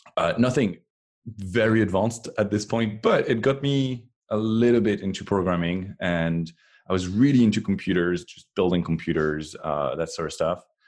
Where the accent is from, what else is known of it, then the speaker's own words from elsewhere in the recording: France; moved away as an adult; now in Cupertino, United States; I was born in France and, um, until twenty twelve, I was, uh, was way back there in France